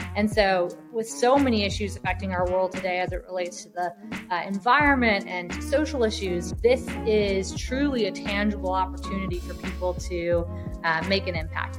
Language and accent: English; New Orleans, Louisiana, United States; moved away; also born or lived in New York / San Francisco; I'm from New Orleans originally, lived in New York